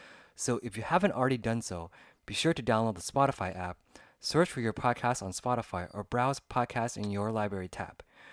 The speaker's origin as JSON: {"language": "English", "town": "Sacramento", "region": "California", "country": "United States", "tie": "born or raised there", "lives_now": "Los Angeles, United States", "said": "I grew up in California, in a small city called Sacramento, but I currently live in Los Angeles and I work here."}